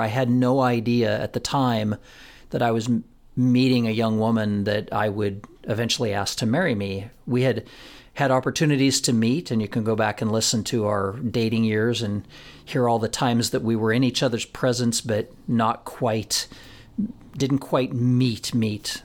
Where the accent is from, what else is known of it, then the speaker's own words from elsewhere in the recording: Florence, Colorado, United States; in my hometown of Florence, Colorado